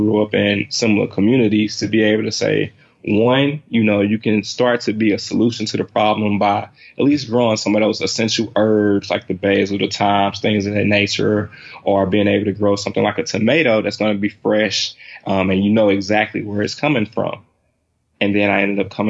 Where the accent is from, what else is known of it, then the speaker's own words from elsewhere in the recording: St. Louis, Missouri, United States; I'm from, actually born and raised in St. Louis, Missouri